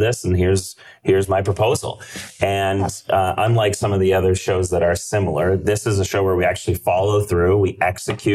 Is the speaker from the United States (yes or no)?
no; Canada; I'm Canadian